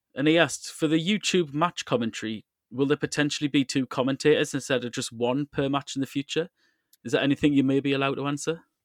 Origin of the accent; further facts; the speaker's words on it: England, United Kingdom; now in Moscow, Russia; As an English football fan